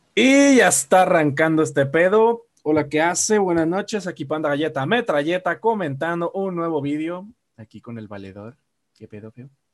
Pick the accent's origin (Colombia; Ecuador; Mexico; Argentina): Mexico; Guadalajara, Jalisco